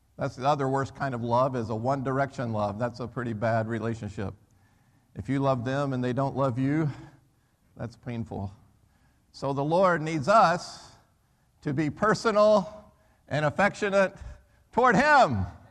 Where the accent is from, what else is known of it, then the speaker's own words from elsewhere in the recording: United States; moved away as an adult; also born or lived in Birmingham; I'm an American, right? So I never grew up playing soccer